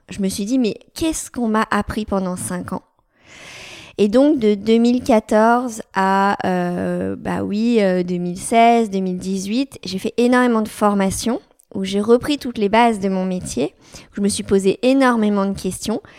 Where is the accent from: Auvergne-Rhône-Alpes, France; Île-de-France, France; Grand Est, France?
Auvergne-Rhône-Alpes, France; Lyon; je suis sage-femme, j'ai 32 ans, je suis lyonnaise, je suis née à Lyon, j'ai fait mes études à Lyon